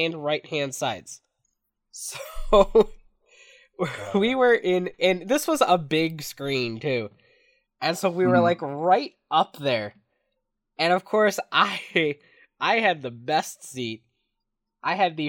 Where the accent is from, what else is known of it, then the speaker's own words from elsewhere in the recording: Michigan, United States; I'm from Michigan